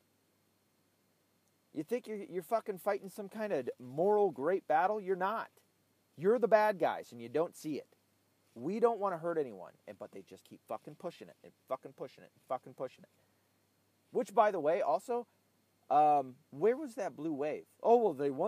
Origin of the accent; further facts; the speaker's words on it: Tennessee, United States; Tennessee. My home state.